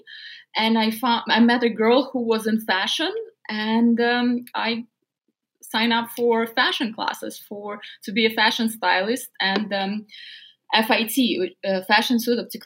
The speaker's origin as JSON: {"language": "English", "town": "Novosibirsk", "region": "Novosibirsk Oblast", "country": "Russia", "tie": "born or raised there", "second_language": "English", "moved": "as an adult", "lives_now": "United States", "said": "I grew up in a small scientific town in a very cold city in Siberia called Novosibirsk."}